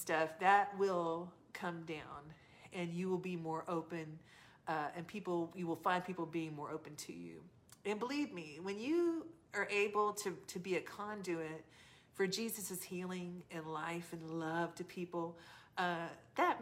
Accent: the South, United States; I'm from the South.

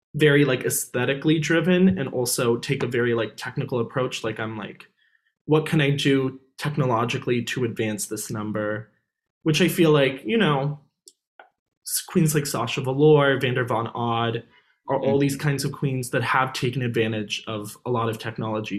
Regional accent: New York City, New York, United States; I'm actually from New York City

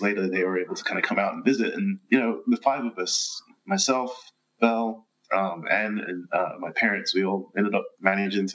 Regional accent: London, United Kingdom; moved away; I'm originally from London

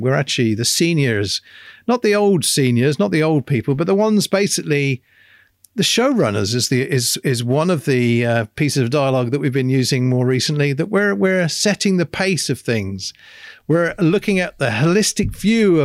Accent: England, United Kingdom; me being English

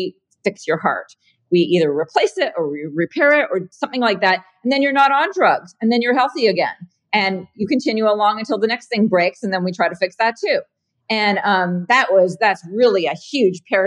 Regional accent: Canada; moved away as an adult; also born or lived in San Francisco, California; now in California, United States; I'm Canadian originally. And grew up there, went to school there.

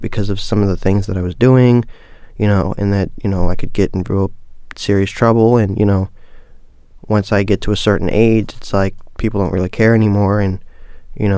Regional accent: Baltimore, Maryland, United States; growing up in Baltimore it's rough

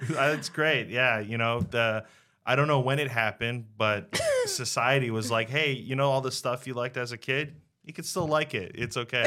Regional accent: Pointe-Claire, Quebec, Canada; I grew up in a little, uh, town called Point Claire

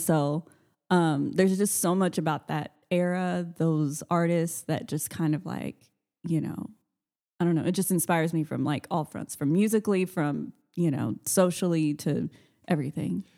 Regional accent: Austin, Texas, United States; I'm born and raised in Austin

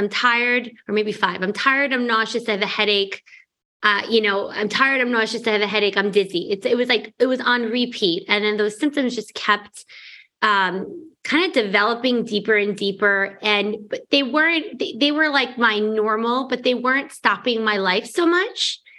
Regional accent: New York, United States; also born or lived in Arizona; cause I'm from New York. So when I was in Arizona for medical school, I moved back to New York to start my practice.

